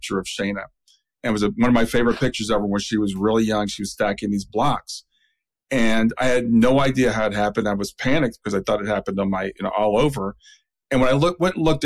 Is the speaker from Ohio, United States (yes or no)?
yes; Columbus, Ohio, United States; I grew up in Columbus. My whole family went to Ohio State.